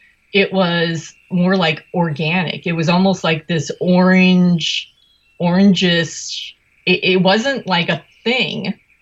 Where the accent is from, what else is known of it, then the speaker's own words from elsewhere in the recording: Chicago, Illinois, United States; we're from Chicago.